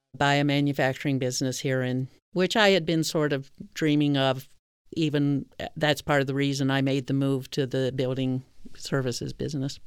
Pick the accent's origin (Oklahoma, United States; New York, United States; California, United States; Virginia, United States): Virginia, United States; also born or lived in Canada / Jamaica; and then I moved to Virginia, which is where I did most of my schooling, high school, gr-, gr-, grade school and high school.